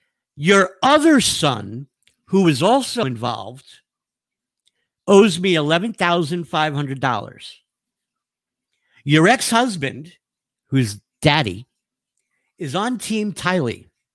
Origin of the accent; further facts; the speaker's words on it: New York, United States; moved away; I'm an Italian from New York